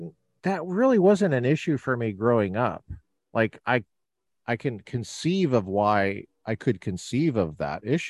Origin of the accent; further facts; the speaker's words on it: Colorado, United States; now in California, United States; I'm from Colorado. I grew up in Colorado